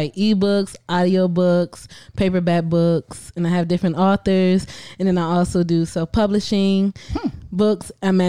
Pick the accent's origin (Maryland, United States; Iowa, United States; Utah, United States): Maryland, United States; moved away as an adult; now in Atlanta, United States; I grew up in Maryland.